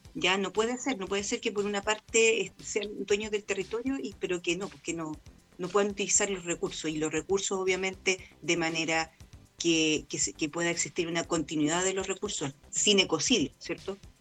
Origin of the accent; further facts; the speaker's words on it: Chile; nosotros como chilenos acá